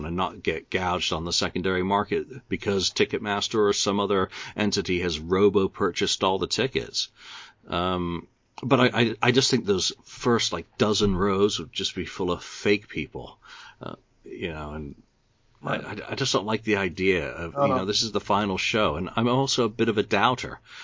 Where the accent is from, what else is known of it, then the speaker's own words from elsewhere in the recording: upstate New York, United States; moved away; also born or lived in Binghamton, New York; I spent 10 years in the 78 to 88 living in upstate New York